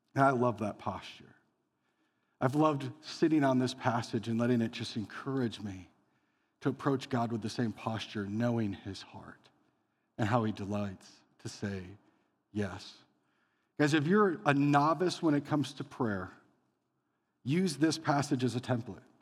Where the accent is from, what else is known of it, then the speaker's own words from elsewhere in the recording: Elgin, Iowa, United States; growing up as a kid, my town was so small, you could hit the whole thing in one hour. Every house in Elgin, Iowa that had a light on